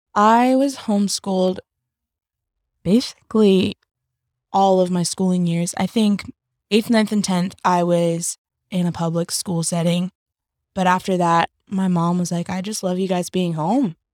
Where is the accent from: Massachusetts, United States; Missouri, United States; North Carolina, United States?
North Carolina, United States; also born or lived in Berlin, Vermont; I was raised in North Carolina since I was, like, seven years old